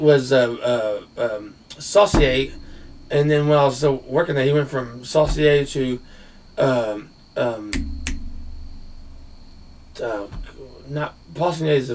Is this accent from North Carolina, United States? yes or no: yes; Raleigh, North Carolina, United States; I was born and raised in Raleigh, Rex Hospital